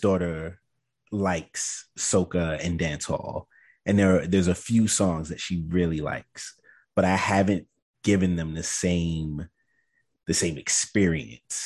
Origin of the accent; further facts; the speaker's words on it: New York City, New York, United States; I was raised in Brooklyn